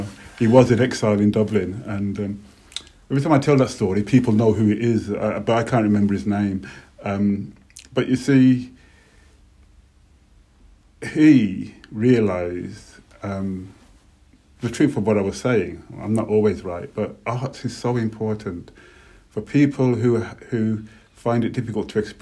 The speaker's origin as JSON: {"language": "English", "town": "Birmingham", "region": "West Midlands", "country": "United Kingdom", "tie": "born or raised there", "said": "I was really lucky growing up in Birmingham"}